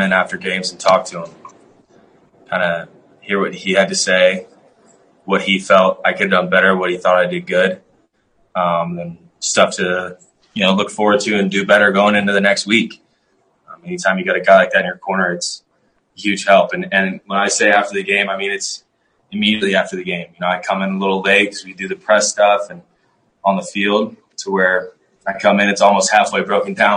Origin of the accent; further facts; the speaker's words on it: Kansas City, Missouri, United States; moved away as an adult; now in Denver, United States; it's my hometown